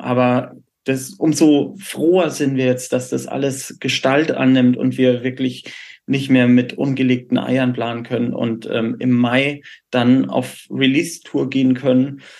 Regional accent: Würzburg, Bavaria, Germany; moved away; als gebürtiger Würzburger

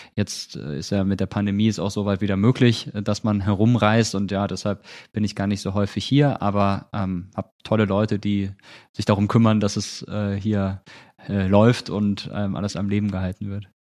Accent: Malsch, Baden-Württemberg, Germany; moved away as an adult; also born or lived in Rhineland-Palatinate (near Mainz); now in Mainz area, Germany; Geboren bin ich in Baden-Württemberg, in der Nähe von Karlsruhe, in Malsch

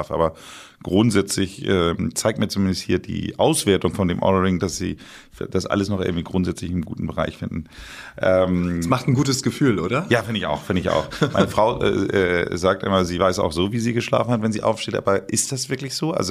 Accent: Northern Germany, Germany; now in Bad Tölz, Germany; ich bin ja Norddeutscher und bin natürlich auch immer wieder gerne in Hamburg.

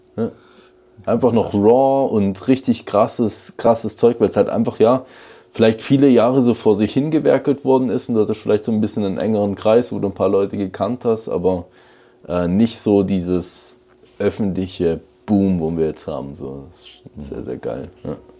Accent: Switzerland; bei uns in der Schweiz

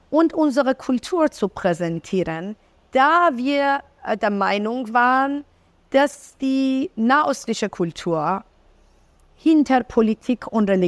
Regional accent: Iran; also born or lived in Berlin, Germany; wir sind Zwillingsschwestern und wir sind äh, beide in Berlin geboren. Als wir fünf und eineinhalb Jahre waren, sind wir wieder in den Iran zurückgekehrt. Ähm, wir sind aber äh, Perserinnen beide.

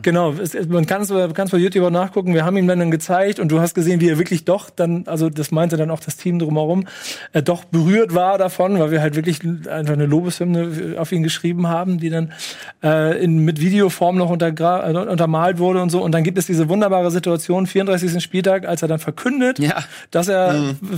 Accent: Hamburg, Germany; ich bin in Hamburg geboren, im Umland groß geworden, Hamburg und Umland groß geworden

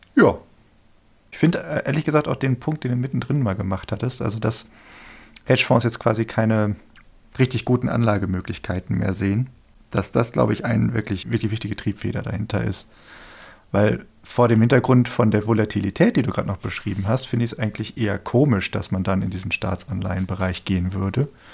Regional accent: Germany; als Deutscher

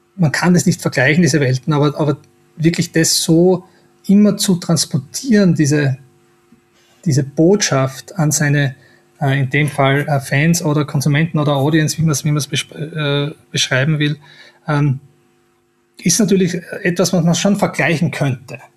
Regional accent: Styria, Austria; wo ich her bin, in der Steiermark

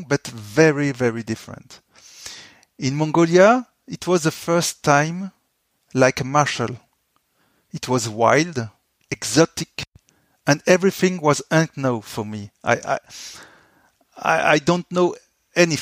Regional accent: France; I came from France

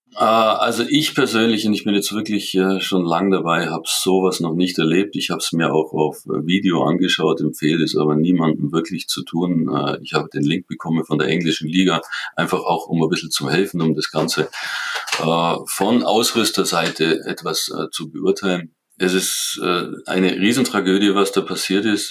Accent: Kaufbeuren, Bavaria, Germany; ich bin in Kaufbeuren aufgewachsen, ich bin in Kaufbeuren groß geworden

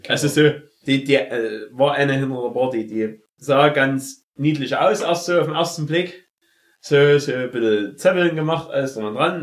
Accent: Germany; als Deutscher

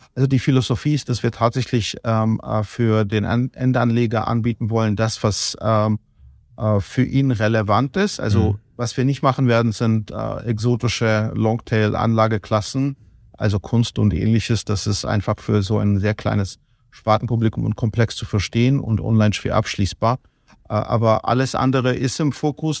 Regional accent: Kutaisi, Imereti, Georgia; now in Germany; ich komme aus Kutais, ich komme aus der zweitgrößten Stadt

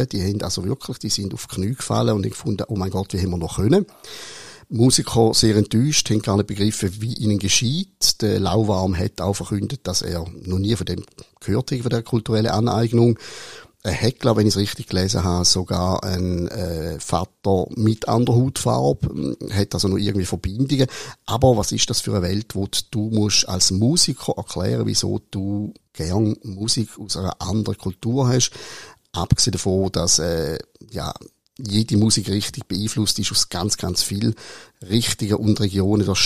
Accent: Switzerland; wenn ich als Schweizer ich sehe zwar ein bisschen aus wie ein Italiener, aber ich bin keiner.

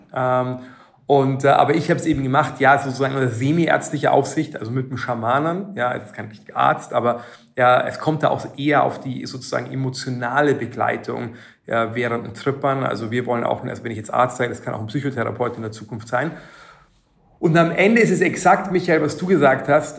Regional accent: Germany; Ich bin auf dem Land aufgewachsen

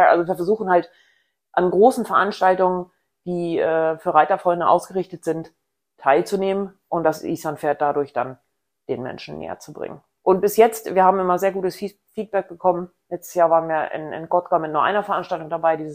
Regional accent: Rellingen, Schleswig-Holstein, Germany; Ich komme aus der Nähe von Hamburg, genau gesagt aus Relling oder Egenbüttel, aber das kennt bestimmt keiner

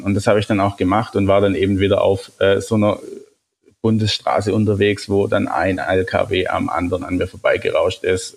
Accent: Germany; als, als Deutscher

